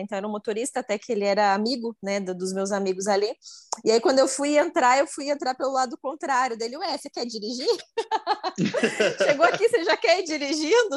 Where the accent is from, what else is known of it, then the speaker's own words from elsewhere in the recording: Curitiba, Paraná, Brazil; moved away as an adult; now in Minas Gerais, Brazil; Eu sou lá de Curitiba, então lá em Curitiba, no Paraná